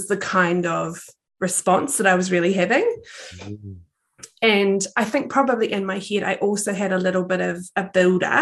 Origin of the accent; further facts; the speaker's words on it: Palmerston North, Manawatū-Whanganui, New Zealand; also born or lived in Thailand; So I am a girl from Aotearoa, New Zealand, and I was born and bred in the fabulous town of Palmerston North